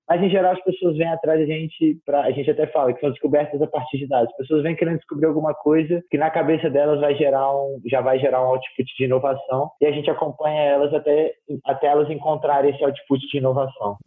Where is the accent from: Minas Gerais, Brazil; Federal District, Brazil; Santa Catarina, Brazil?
Federal District, Brazil; Brasília; also born or lived in Rio de Janeiro; sou natural do Rio de Janeiro, moro em Brasília há quase 20 anos, tenho 25 anos, então moro em Brasília quase que a minha vida inteira, eu vim para Brasília com 5 aninhos